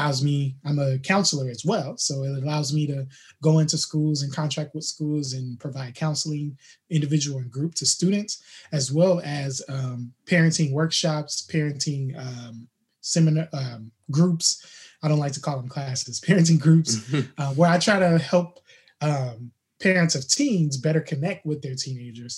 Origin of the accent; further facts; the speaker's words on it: Fort Wayne, Indiana, United States; now in Southern California, United States; I was born in Indiana, Fort Wayne, Indiana, to be exact, and just kind of had a upbringing that was challenging up until about fourth grade